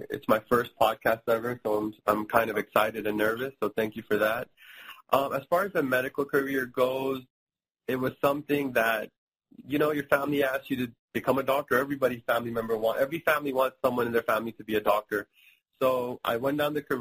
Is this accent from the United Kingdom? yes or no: no; India; now in Miami, United States; And my mom is from India, and I'm from India